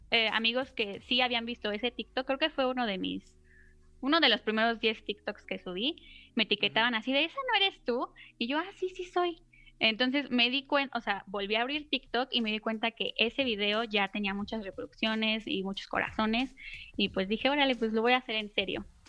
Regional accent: Mexico City, Mexico; Soy de la Ciudad de México

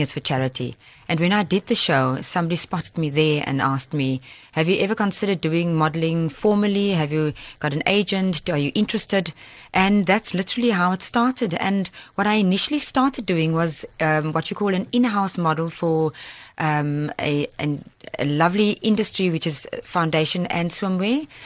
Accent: South Africa; I flew over back to my home country as host, um, South Africa

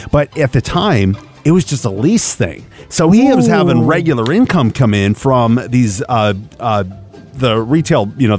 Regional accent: Kent, Washington, United States; growing up in Seattle, Washington. I grew up in a town called Kent, Washington, which is right next to Covington, Washington

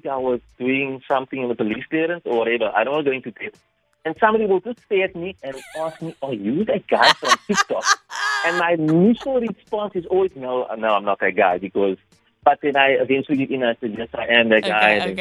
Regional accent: Western Cape, South Africa; I'm a colored guy. I grew up in East River

